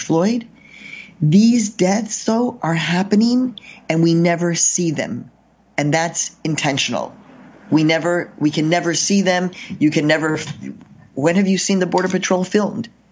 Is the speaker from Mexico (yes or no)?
yes; Mexico; moved away; I've been crossing the border since I was born, because I was born in Mexico.